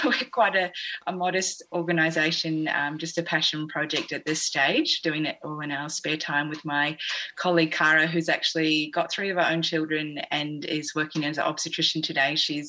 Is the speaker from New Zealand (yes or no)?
yes; New Zealand; accent: New Zealand; I think that's my New Zealand accent.